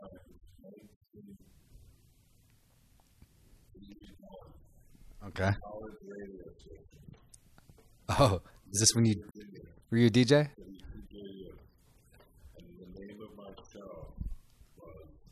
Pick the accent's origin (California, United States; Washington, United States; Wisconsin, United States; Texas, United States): Washington, United States; Seattle; now in Los Angeles, United States; I'm from Seattle